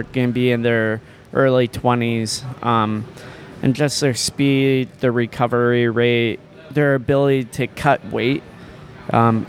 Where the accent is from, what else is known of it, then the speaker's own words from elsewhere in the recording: United States; moved away as an adult; now in Thailand; I am from America.